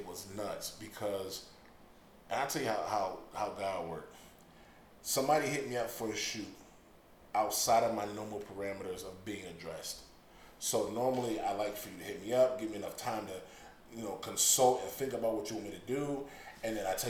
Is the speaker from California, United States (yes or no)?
no; Hartford, Connecticut, United States; moved away; I'm from North End, Bloomfield, around that area